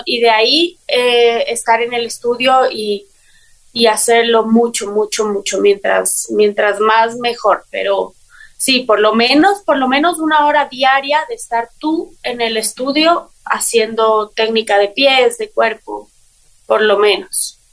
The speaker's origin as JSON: {"language": "Spanish", "town": "Quito", "region": "Pichincha", "country": "Ecuador", "tie": "born or raised there", "said": "yo eh, nací en Quito, soy ah. quiteña"}